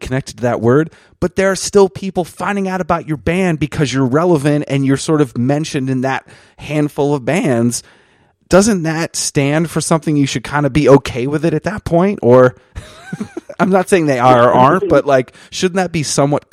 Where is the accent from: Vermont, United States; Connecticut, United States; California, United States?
Vermont, United States; Jericho; I grew up in Vermont